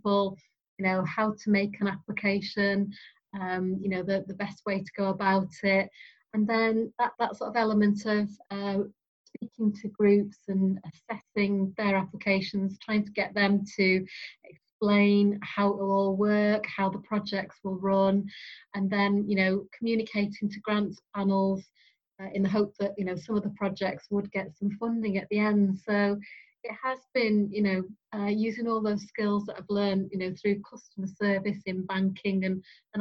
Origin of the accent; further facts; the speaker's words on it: Northwich, North West England, United Kingdom; Born and brought up in Northwich.